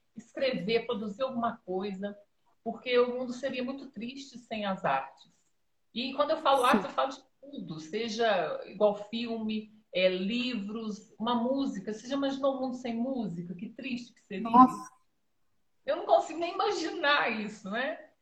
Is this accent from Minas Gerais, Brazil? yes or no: yes; Dores de Campos, Minas Gerais, Brazil; Eu sou aqui de Dores de Campos, Minas Gerais